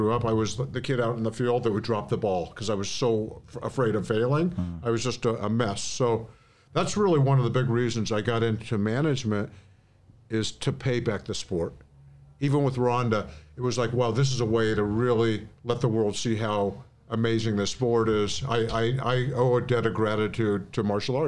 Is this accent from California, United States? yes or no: yes; Los Angeles, California, United States; I grew up in the San Fernando Valley